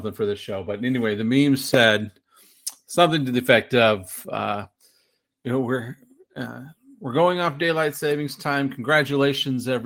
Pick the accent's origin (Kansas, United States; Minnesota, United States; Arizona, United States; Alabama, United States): Arizona, United States; I grew up in Arizona